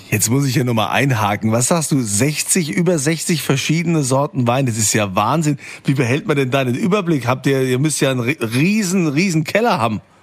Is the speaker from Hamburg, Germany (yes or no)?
no; Rhineland-Palatinate, Germany; Bei uns in Rheinland-Pfalz